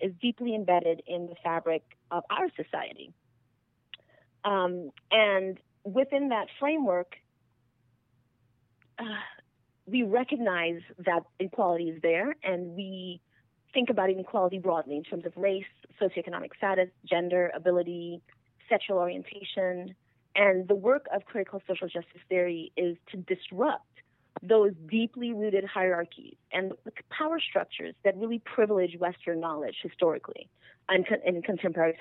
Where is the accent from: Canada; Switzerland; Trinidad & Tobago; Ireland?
Trinidad & Tobago; first language English; moved away as an adult; now in United States; I'm actually originally from Trinidad and Tobago. I'm from a multiracial family in Trinidad and Tobago